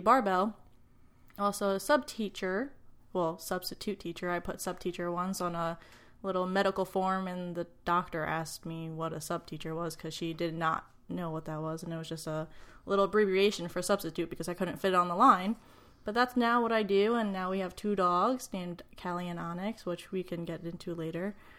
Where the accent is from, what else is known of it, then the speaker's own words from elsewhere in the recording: Long Island, New York, United States; moved away as an adult; now in Ohio, United States; I grew up on Long Island, and I haven't moved out of New York since twenty-three years ago